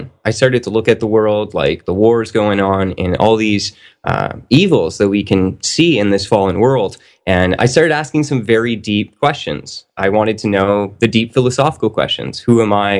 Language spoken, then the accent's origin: English; Canada; I'm a Canadian. I grew up in a Catholic family